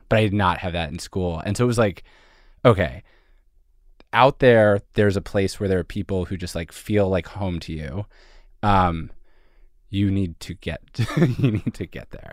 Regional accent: Philadelphia, Pennsylvania, United States; moved away as an adult; also born or lived in Montreal; I'm from Philadelphia, or I'm from suburban Philadelphia, and I went to school in Montreal

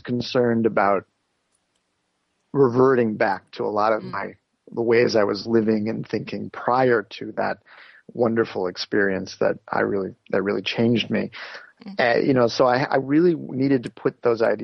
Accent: United States; also born or lived in India; growing up in the United States

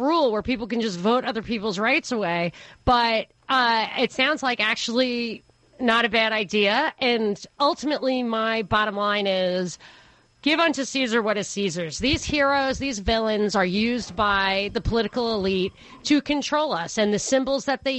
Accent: New York, United States; moved away; also born or lived in Atlanta; as a New Yorker

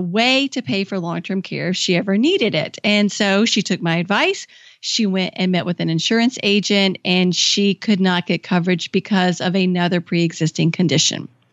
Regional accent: Kentucky, United States; moved away as an adult; also born or lived in Washington, D.C.; I moved back to my home state of Kentucky

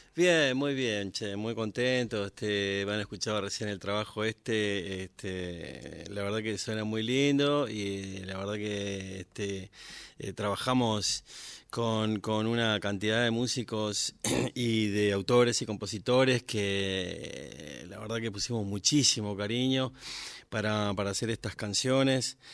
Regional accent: Las Lomitas, Formosa, Argentina; moved away as an adult; now in Buenos Aires, Argentina; yo nací en Las Lomitas, que es un pueblo chiquito, este, la provincia de Formosa

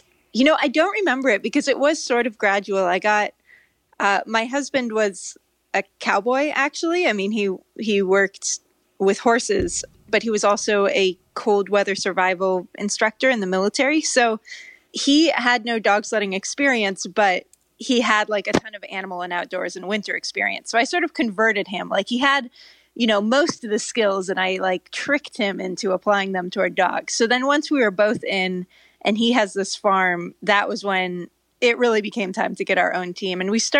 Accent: California, United States; also born or lived in Norway; I grew up in California, so it's kind of a mystery. It doesn't really make sense. But I lived in Norway as a kid

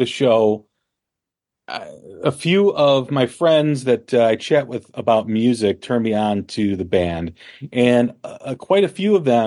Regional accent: Chicago, Illinois, United States; we're from Chicago, or I'm from Chicago.

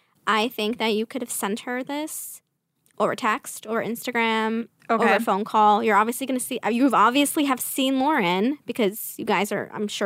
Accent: Staten Island, New York, United States; accent: Staten Island; My Staten Island accent.

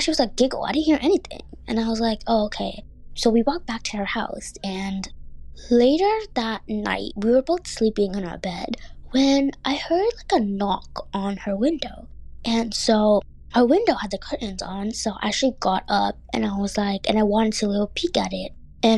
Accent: Bangladesh; born there; I went to my home country of Bangladesh, where I was born, to visit family, since I do have family there.

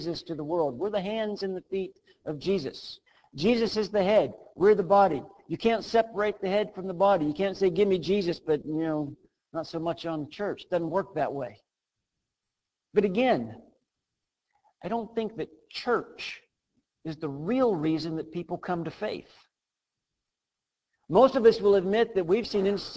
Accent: Western Pennsylvania, United States; I was born in Western Pennsylvania to a family that loved the Lord

